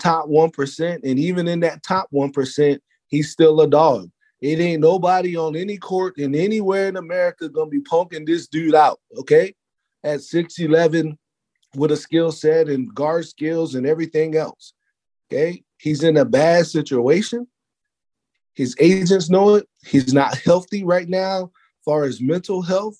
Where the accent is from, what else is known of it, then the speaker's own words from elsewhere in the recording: Maryland, United States; I'm not from Philadelphia, you know, from Maryland